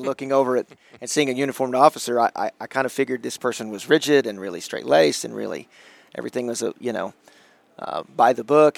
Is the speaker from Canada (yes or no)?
no; Sand Springs, Oklahoma, United States; I grew up in Sand Springs, Oklahoma.